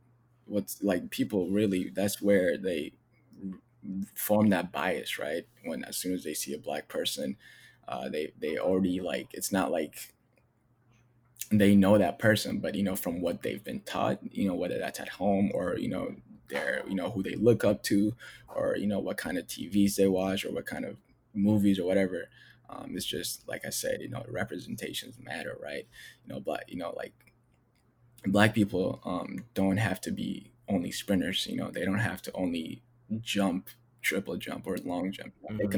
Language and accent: English; Ethiopia; now in United States; people saw me and they didn't see that I was from Ethiopia. They didn't see that I, you know, that I'm not from here.